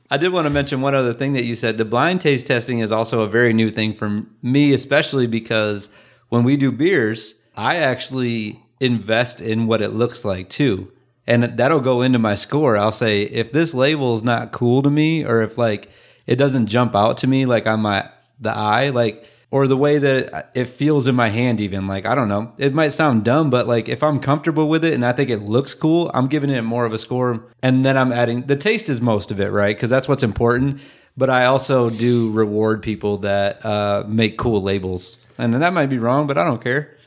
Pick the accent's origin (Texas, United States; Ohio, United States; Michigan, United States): Michigan, United States; I'm from Michigan.